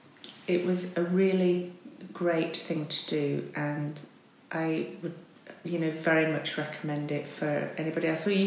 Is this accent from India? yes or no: no; Barnoldswick, North West England, United Kingdom; Well, as you say, I came from Lancashire. I was... in a very small town at primary school, a small town called Barnoldswick.